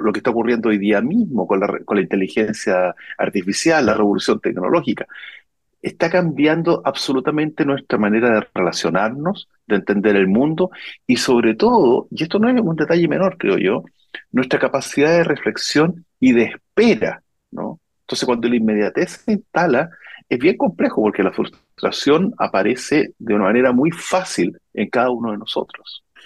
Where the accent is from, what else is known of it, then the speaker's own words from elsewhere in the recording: Chile; Chile es un país que siempre se ha tenido que estar reconstruyendo